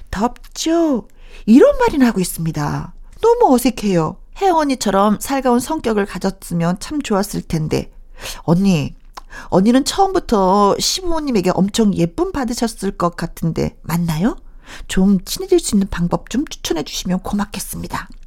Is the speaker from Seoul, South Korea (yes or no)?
yes; Seoul, South Korea; 요즘 바쁘시다고 해서 종종 내려가서 일을 돕고 있는데 저는 서울 토박이거든요.